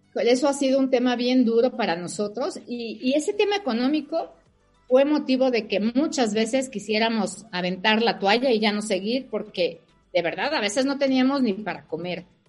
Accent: Mexico; Yo soy mexicana, mi familia es mexicana, mis hijos son mexicanos

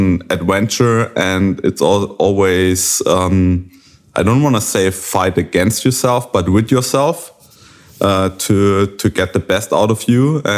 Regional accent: Germany; from Germany

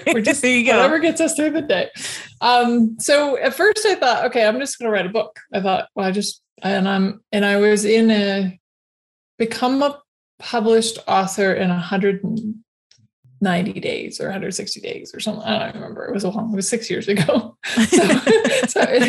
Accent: Alaska, United States; moved away; I was raised in Alaska

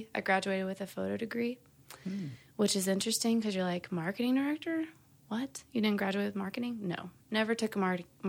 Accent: Hot Springs, Arkansas, United States; So I am originally born and raised in Hot Springs, Arkansas. And I grew up with an artistic family.

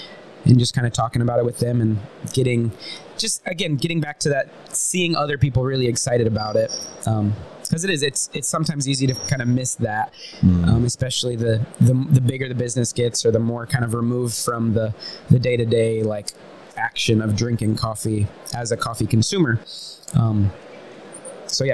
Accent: Central Florida, United States; accent: Southern; because of my accent, I'm from the South, from Central Florida

